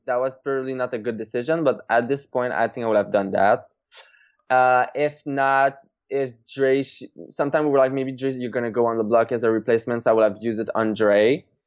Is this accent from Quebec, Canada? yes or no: yes; Trois-Rivières, Quebec, Canada; back in my hometown, Trois Rivières